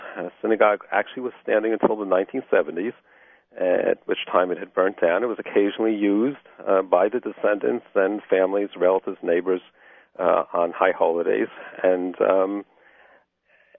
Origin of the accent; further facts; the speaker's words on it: New Jersey, United States; now in Connecticut, United States; I grew up in New Jersey, so I was aware of the farms in southern Jersey as well